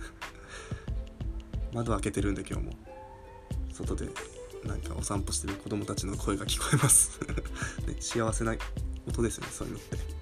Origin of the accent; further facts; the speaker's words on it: Fukushima, Japan; moved away; 僕の地元が福島なんですけど